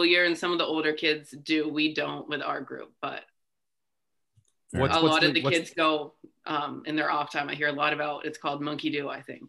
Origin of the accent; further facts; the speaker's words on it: Rutland, Vermont, United States; moved away as an adult; now in Burlington, United States; I'm a senior at UVM. I'm originally from Rutland, Vermont, living up in Burlington now, studying.